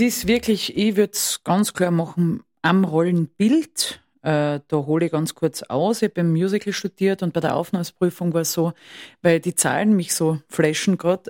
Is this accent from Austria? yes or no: yes; Styria, Austria; Ich komme aus der Steiermark.